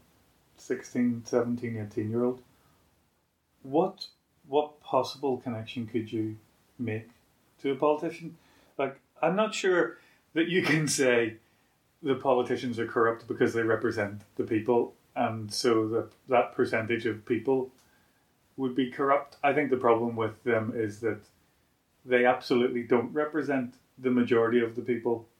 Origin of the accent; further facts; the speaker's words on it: Belfast, Northern Ireland, United Kingdom; growing up in Belfast under Margaret Thatcher and the Tories